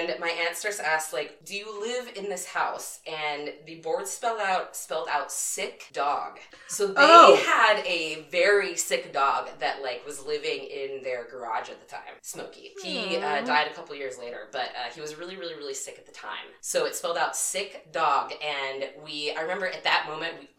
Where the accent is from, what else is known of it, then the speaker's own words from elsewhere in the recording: Southern California, United States; I grew up in Southern California